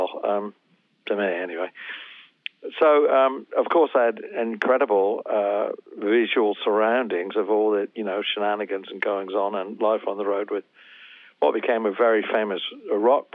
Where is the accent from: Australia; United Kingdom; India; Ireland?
United Kingdom; England; I grew up, of course, in England and I'm English.